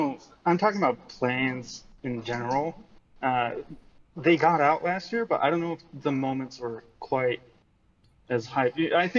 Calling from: Japan; From Japan.

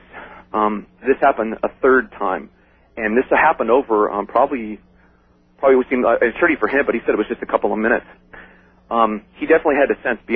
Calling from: Los Angeles, California, United States; I'm calling from Woodland Hills, California

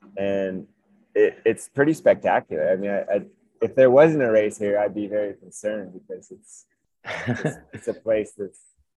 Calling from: Manitou Springs, Colorado, United States; I am here in right in downtown Manitou Springs

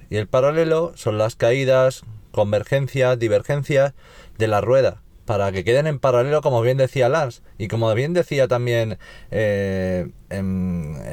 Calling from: Navalcarnero, Community of Madrid, Spain; Buenas tardes chicos … de Navalcarnero.

